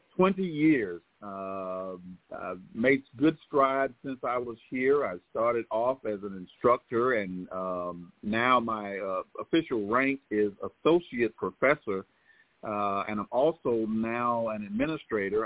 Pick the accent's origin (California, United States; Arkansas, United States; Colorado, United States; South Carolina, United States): South Carolina, United States; Clinton; also born or lived in Winston-Salem, North Carolina; I was born in Clinton, South Carolina